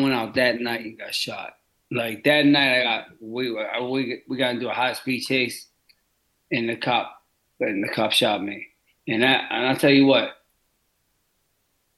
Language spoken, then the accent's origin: English; Pittsburgh, Pennsylvania, United States; I grew up in Pittsburgh. I grew up in all the bad neighborhoods in Pittsburgh.